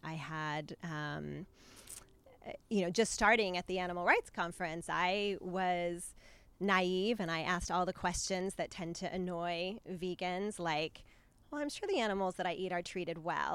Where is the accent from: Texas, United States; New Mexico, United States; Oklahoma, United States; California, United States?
New Mexico, United States; I grew up in New Mexico